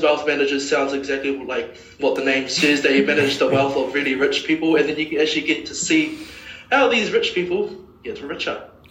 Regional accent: Auckland, New Zealand; I'm a proud Westie grew up in West Auckland my whole life

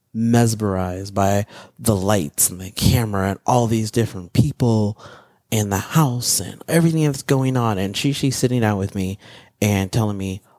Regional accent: Midwest, United States; growing up in the Midwest

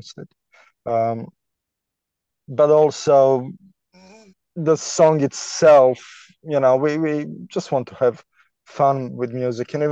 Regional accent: Canada; moved away as an adult; also born or lived in Toronto, Canada; now in London, United Kingdom; We're both Canadian

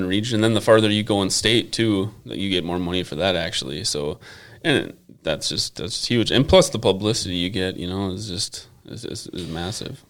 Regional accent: Buffalo, Minnesota, United States; I grew up here in Buffalo

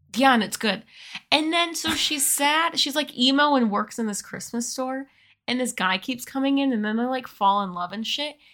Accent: United States; We are women. We are white. We are American.

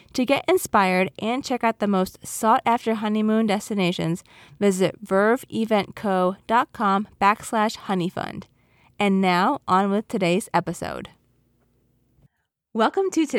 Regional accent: New York, United States; I'm from New York

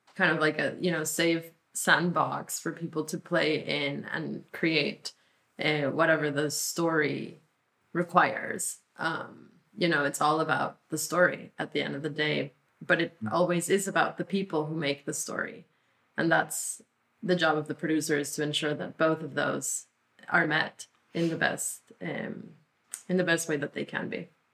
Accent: Mexico; first language Spanish; English is a second language; now in United States; we grew up in Mexico.

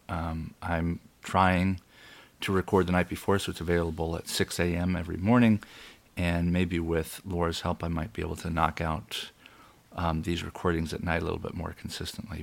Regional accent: United States; I was born in America

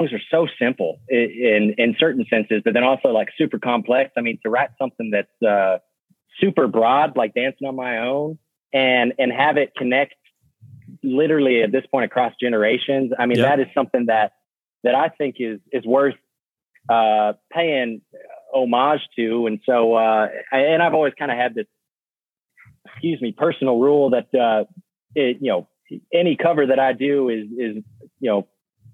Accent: Nashville, Tennessee, United States; growing up in Nashville, Tennessee

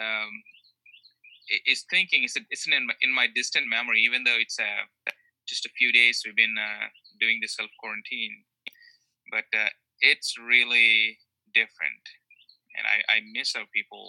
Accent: India; moved away as an adult; also born or lived in Canada / Connecticut; now in South Carolina, United States; I was born in India and raised in a Christian home. And I did most of my studies in India

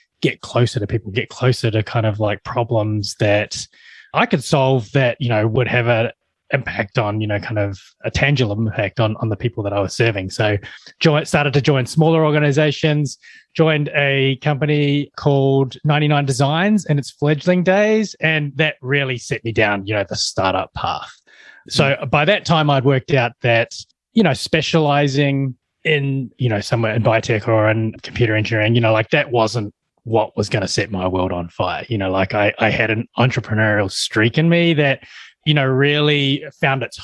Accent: New Zealand; I'm a Kiwi, that I'm born and bred in New Zealand

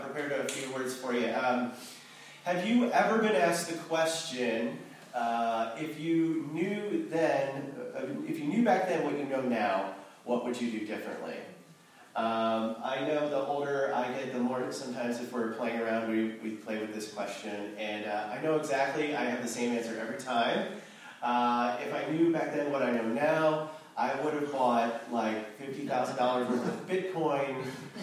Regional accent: Ohio, United States; now in Santa Monica, United States; I'm originally from Ohio

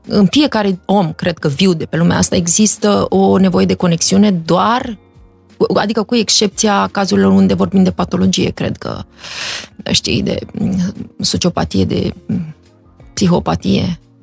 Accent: Iași, Iași County, Romania; moved away as an adult; also born or lived in Los Angeles; eu sunt o fată de la Iași, dintr-o familie cu această configurație

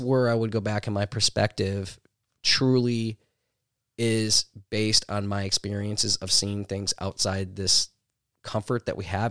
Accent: Milwaukee, Wisconsin, United States; I grew up in Milwaukee

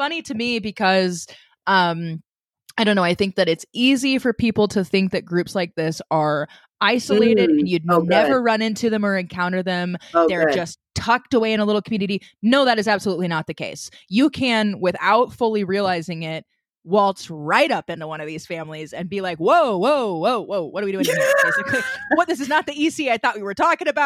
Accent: the Ozarks, United States; I grew up in the Ozarks.

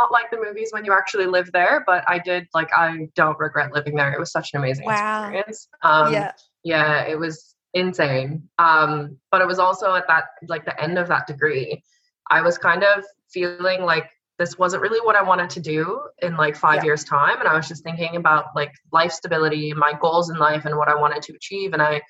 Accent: Netherlands; accent: Canadian; now in Australia; No, so I sound Canadian. I'm from the Netherlands.

